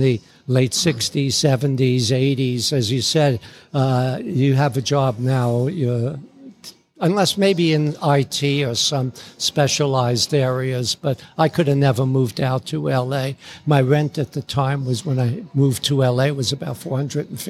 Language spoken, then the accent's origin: English; New York City, New York, United States; moved away as an adult; also born or lived in London / Los Angeles; my neighborhood in the Bronx